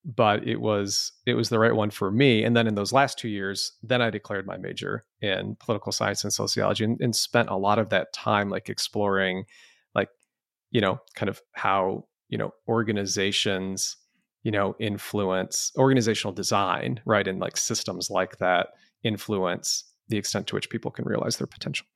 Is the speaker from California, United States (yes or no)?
no; Canton, Michigan, United States; also born or lived in Lafayette, Colorado; family was just such a rich part of growing up in Southeast Michigan